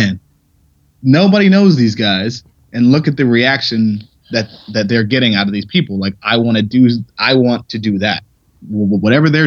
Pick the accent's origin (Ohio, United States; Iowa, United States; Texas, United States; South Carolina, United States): Ohio, United States; moved away as an adult; also born or lived in Pittsburgh; I never won states in Ohio